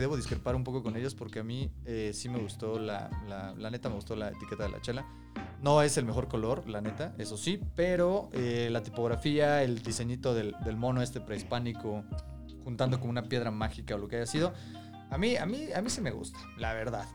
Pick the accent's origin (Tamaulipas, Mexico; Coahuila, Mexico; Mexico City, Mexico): Mexico City, Mexico; Somos tres amigos chilangos